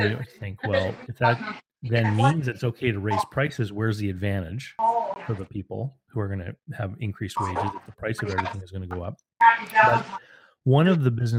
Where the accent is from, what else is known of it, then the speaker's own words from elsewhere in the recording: Moncton, New Brunswick, Canada; my hometown here, where you and I live, and Moncton here